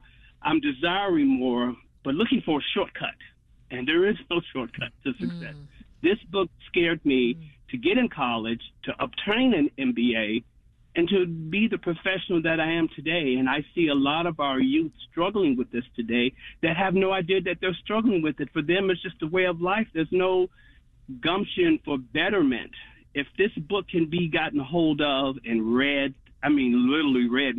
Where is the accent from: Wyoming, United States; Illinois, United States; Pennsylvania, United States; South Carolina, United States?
Illinois, United States; Chicago; my life growing up in Robert Taylor was not poverty-stricken